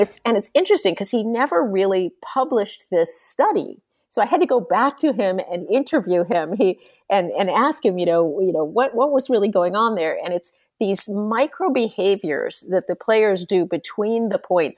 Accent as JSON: {"language": "English", "town": "San Diego", "region": "California", "country": "United States", "tie": "born or raised there"}